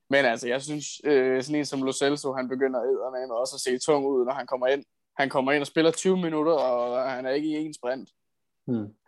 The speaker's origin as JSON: {"language": "Danish", "country": "Italy", "said": "Jeg er italiener"}